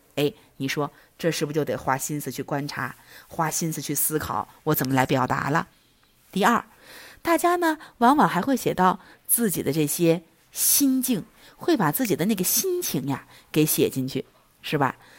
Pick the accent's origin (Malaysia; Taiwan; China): China; Zunyi, Guizhou; 咱们遵义话好像叫春天